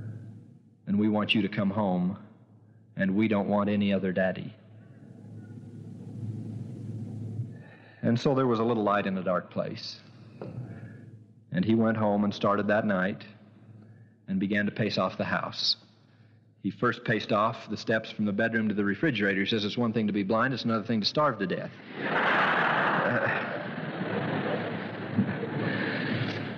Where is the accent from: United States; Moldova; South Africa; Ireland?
United States; St. George, Utah; I was born in St. George